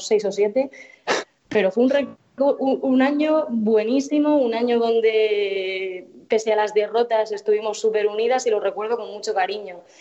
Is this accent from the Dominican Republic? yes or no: no; Murcia area, Region of Murcia, Spain; organizaba campeonatos de fútbol sala en mi pueblo